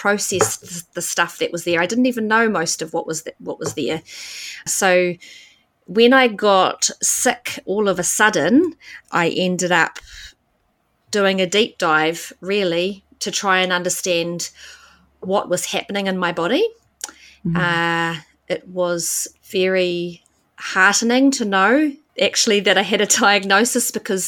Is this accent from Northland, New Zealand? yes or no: no; Auckland, New Zealand; moved away as an adult; also born or lived in India; I grew up in West Auckland and studied business.